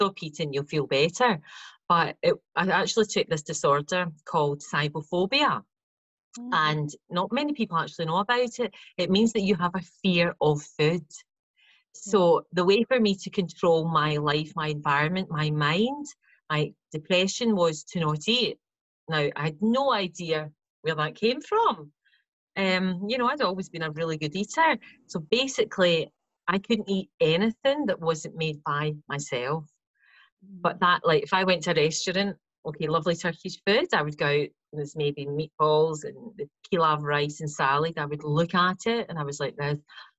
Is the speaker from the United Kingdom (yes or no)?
yes; Glasgow, Scotland, United Kingdom; moved away as an adult; also born or lived in Bodrum, Turkey; I'm from Glasgow